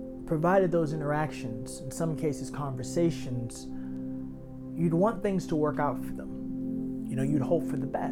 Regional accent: New York City, New York, United States; As a child growing up in Harlem

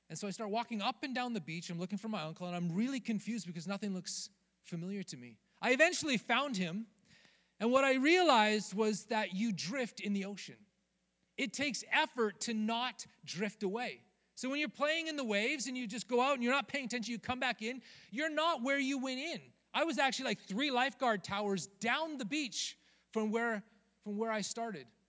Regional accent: Rocky Mountains, United States; now in Southern California, United States; growing up in the Rocky Mountains

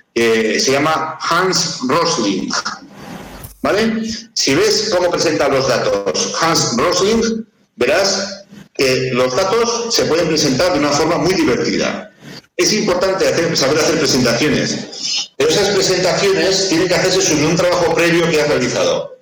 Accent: Navarre, Spain; el equipo de fútbol de, mi tierra

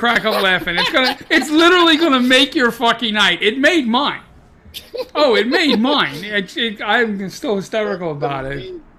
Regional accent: New York, United States; we're from New York.

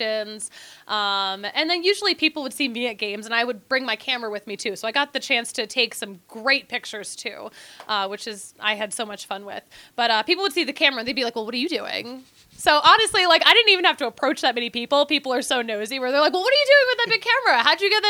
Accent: Philadelphia, Pennsylvania, United States; I'm from Philly, which is a very intense sports town.

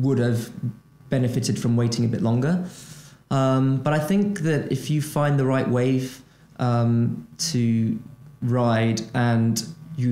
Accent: Brazil; moved away as an adult; I'm originally from Brazil. I'm an economic migrant, right? I moved away from Brazil

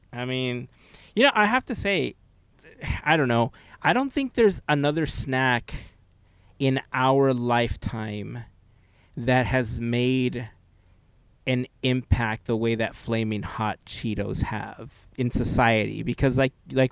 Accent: Southern California, United States; growing up in Southern California

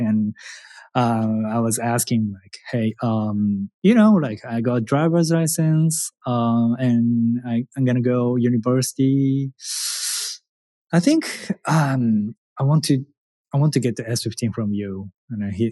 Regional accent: Japan; English is a second language; moved away as an adult; now in United States; I am a challenger from Japan

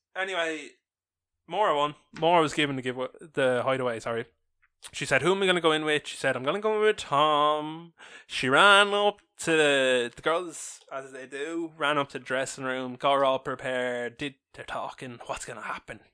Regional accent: Ireland; We are big Irish

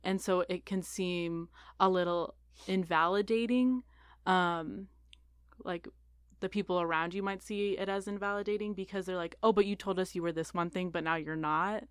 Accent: Portland, Oregon, United States; moved away; I grew up in Portland, Oregon

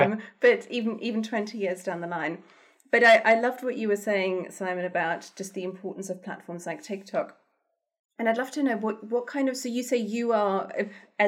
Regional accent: Germany; moved away as an adult; now in United Kingdom; when I grew up in Germany

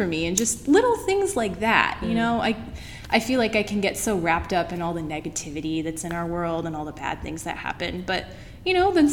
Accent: Southern California, United States; moved away as an adult; also born or lived in Missouri; now in Portland, United States; I'm from Southern California, so how did this Californian find herself in the middle of Missouri?

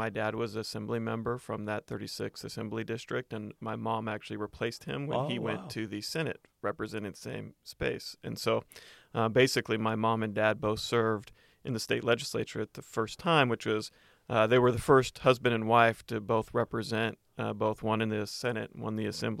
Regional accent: Lancaster, California, United States; born there; now in Los Angeles, United States; Well, I was born in Lancaster, California, which is a little bit north of L.A. In California.

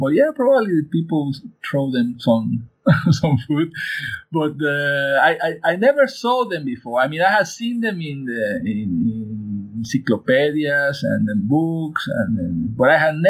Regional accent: Mexico City, Mexico; also born or lived in San Luis Potosi; I was born in Mexico City. My parents were immigrants from Spain

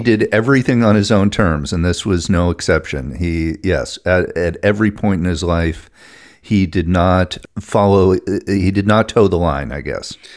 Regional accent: New England, United States; I'm from New England and I say horror instead of horror.

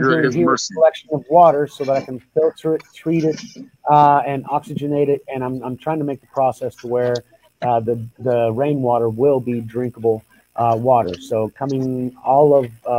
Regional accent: Oklahoma, United States; I grew up in Oklahoma, and so that was the land of the 13 tribes

